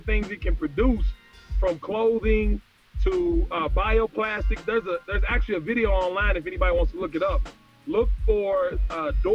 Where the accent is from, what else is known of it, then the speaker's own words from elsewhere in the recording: Kentucky, United States; I'm from Kentucky